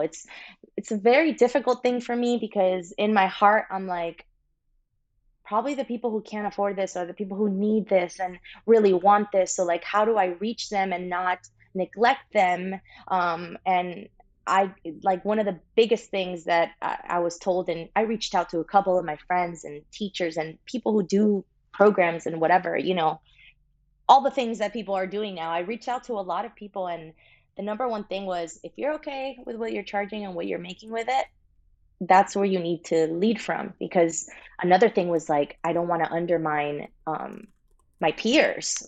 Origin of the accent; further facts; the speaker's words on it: Miami, Florida, United States; moved away as an adult; also born or lived in Santiago, Chile; now in Los Angeles, United States; I was born in Santiago, Chile, raised in Miami, Florida from the age of five